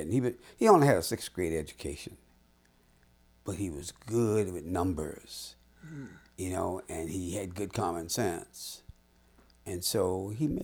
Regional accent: Florence, South Carolina, United States; moved away as an adult; also born or lived in Washington, D.C.; now in Scotlandville, Louisiana, United States; I grew up in Florence, South Carolina

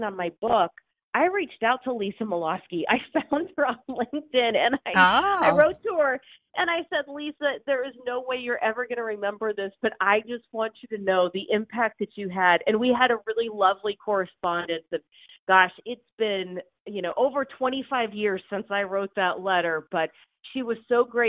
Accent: Houston, Texas, United States; now in Seattle, United States; I grew up in Houston

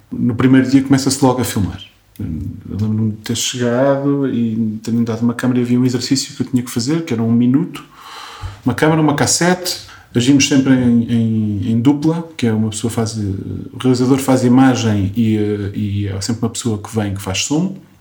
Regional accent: Coimbra, Centro, Portugal; moved away as an adult; now in Lisbon, Portugal; sou de Coimbra e vivo em Lisboa

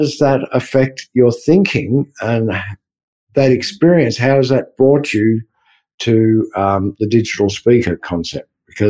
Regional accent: Australia; Because I'm Australian

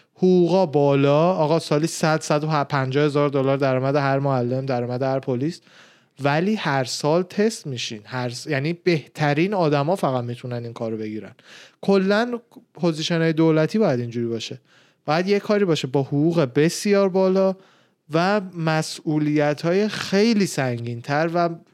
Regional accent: Tehran, Tehran Province, Iran; من خودم تهران به دنیا آمدم، بزرگ شدم

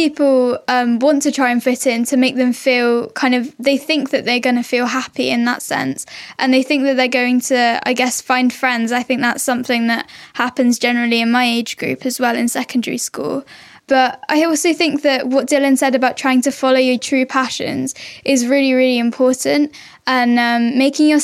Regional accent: Bristol, South West England, United Kingdom; I'm 14 years old. My pronouns are she, her and I'm from Bristol.

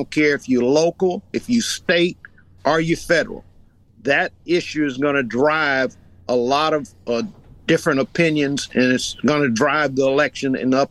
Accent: Youngstown, Ohio, United States; moved away; I grew up in Youngstown.

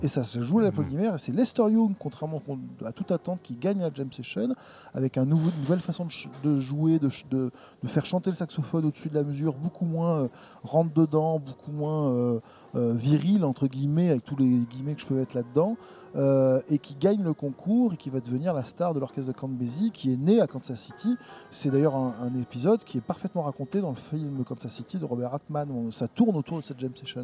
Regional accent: France; je suis français

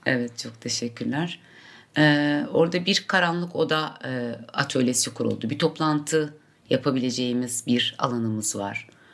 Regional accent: Mardin, Turkey; Mardin'de doğdum, Mardin'de yaşıyorum ve orada üretiyorum

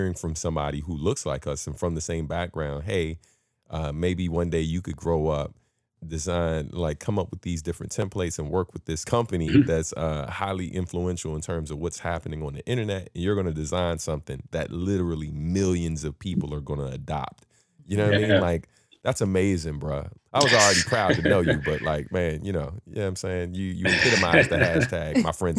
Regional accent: Prince George's County, Maryland, United States; as a black man growing up in Prince George's County

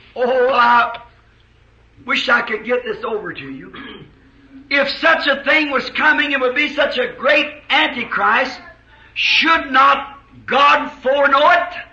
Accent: United States; as an American

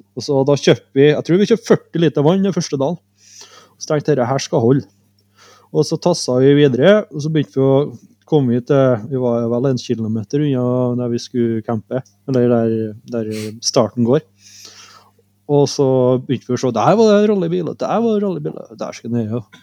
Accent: Norway; Vi er jo bare fra Norge

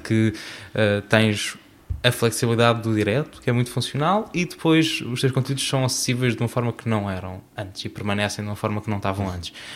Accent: Azores, Portugal; Eu sou açoriano

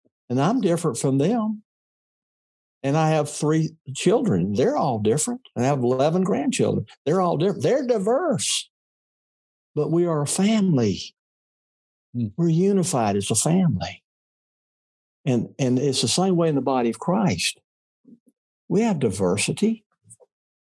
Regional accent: Mississippi, United States; I was a kid from Mississippi. I was raised in a culture that did not admire diversity.

